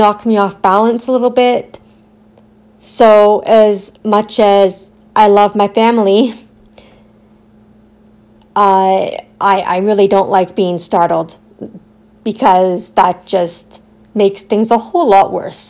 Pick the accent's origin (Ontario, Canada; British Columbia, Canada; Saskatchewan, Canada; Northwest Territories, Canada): Ontario, Canada; Aurora; also born or lived in Newmarket; my town or my hometown Aurora, so Newmarket or Aurora